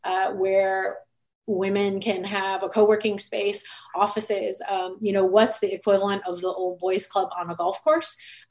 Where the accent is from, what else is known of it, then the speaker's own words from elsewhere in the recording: Detroit, Michigan, United States; I'm from the Detroit area.